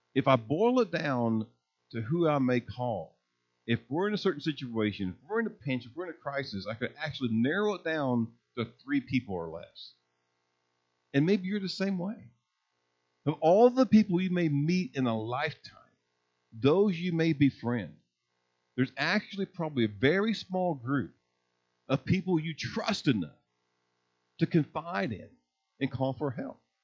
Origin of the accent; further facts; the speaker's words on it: Indiana, United States; moved away as an adult; also born or lived in Missouri / Mississippi / Texas; I was born and raised in Indiana.